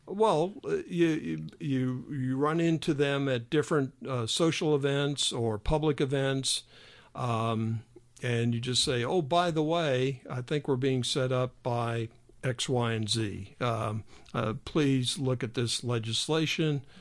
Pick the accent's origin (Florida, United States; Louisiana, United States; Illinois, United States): Illinois, United States; I'm from Illinois